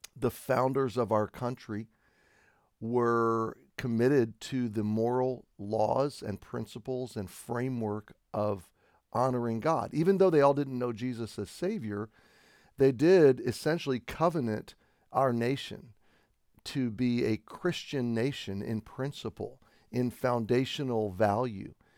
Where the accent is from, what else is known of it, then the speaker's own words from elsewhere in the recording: United States; as an American, I have been raised t, to, uh, be patriotic